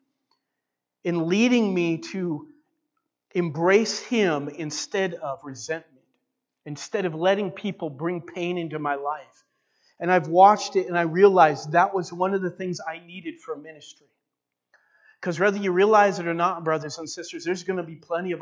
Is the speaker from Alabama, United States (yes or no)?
no; Walla Walla, Washington, United States; now in Enterprise, United States; I grew up in Walla Walla